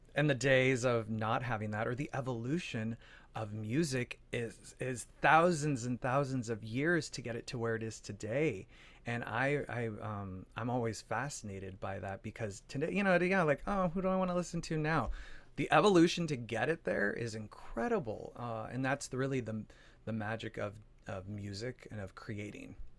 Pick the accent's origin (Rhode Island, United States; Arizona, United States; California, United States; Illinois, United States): Arizona, United States; Phoenix; moved away; also born or lived in New York; I'm originally from Arizona, from Phoenix, Arizona